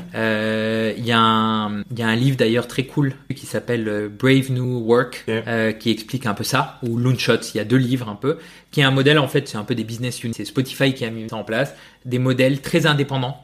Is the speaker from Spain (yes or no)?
yes; Spain; je suis espagnol